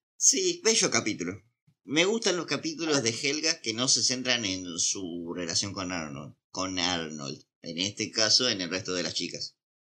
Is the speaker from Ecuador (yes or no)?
no; Argentina; somos argentinos, capaz que pasamos ah. por mexicanos